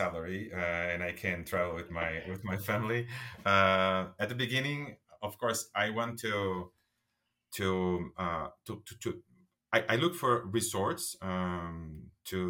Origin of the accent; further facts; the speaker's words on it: São Caetano do Sul, São Paulo, Brazil; I start as a bellboy in a hotel in my city, in my hometown, my city, in São Caetano do Sul